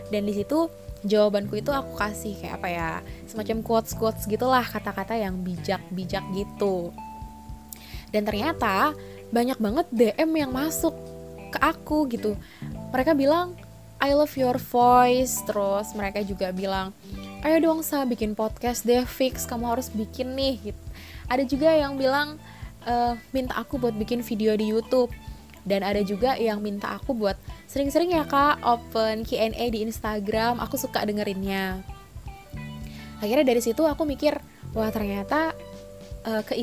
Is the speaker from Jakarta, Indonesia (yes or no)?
no; Palangkaraya, Central Kalimantan, Indonesia; born there; now in Surabaya, Indonesia; Aku lahir di Kota Palangkaraya, Kalimantan Tengah pada 6 Desember tahun 2000.